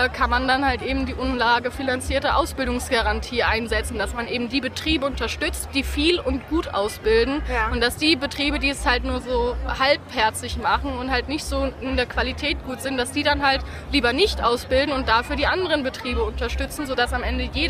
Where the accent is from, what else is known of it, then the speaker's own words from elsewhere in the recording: Darmstadt, Hesse, Germany; ich komme aus Darmstadt